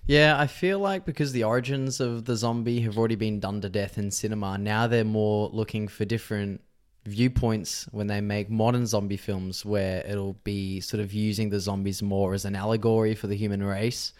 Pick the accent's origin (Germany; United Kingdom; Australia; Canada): Australia; Victoria; old houses that I lived in when I was growing up in Victoria